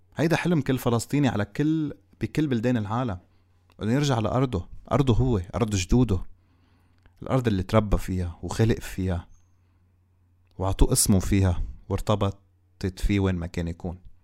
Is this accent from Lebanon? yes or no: yes; Lebanon; إحنا كلبنانيين